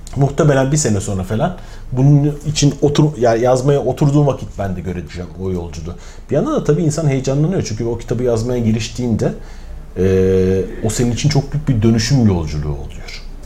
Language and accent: Turkish; Mersin, Turkey; Mersinliyim ben